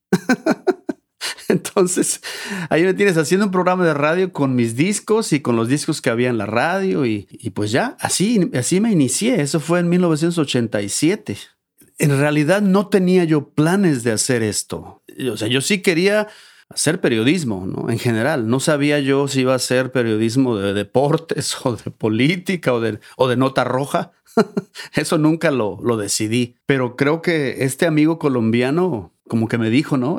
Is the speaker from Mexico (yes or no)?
yes; Xalapa, Veracruz, Mexico; moved away as an adult; also born or lived in Boulder, Colorado; now in United States; toda mi niñez, mi adolescencia, mi juventud y parte de esos primeros años de adulto, todos los vivía allá